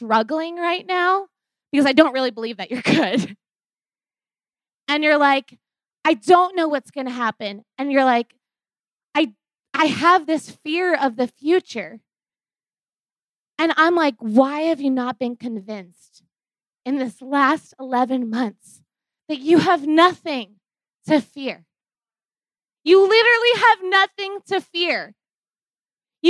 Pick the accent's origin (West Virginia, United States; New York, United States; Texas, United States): New York, United States; moved away; I'm originally from New York